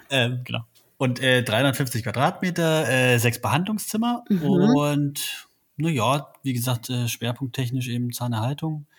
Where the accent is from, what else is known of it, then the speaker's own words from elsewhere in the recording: Halle, Saxony-Anhalt, Germany; also born or lived in Berlin; now in Leipzig, Germany; bin gebürtig aus Halle